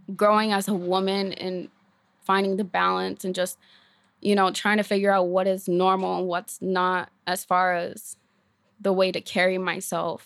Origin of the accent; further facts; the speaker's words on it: Maine, United States; I was born in Maine, raised in foster care, um, from the time I was fourteen and on